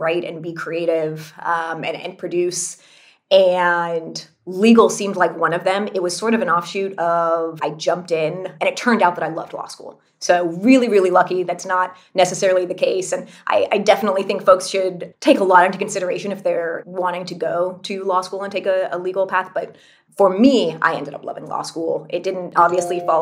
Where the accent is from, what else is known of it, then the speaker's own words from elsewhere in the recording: California, United States; I grew up in California.